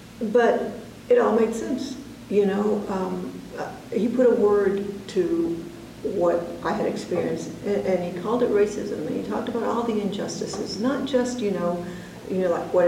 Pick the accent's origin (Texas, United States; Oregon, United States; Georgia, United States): Texas, United States; Plainview; born there; I was born in Plainview, Texas. That's in the Panhandle, sort of halfway between Amarillo and Lubbock.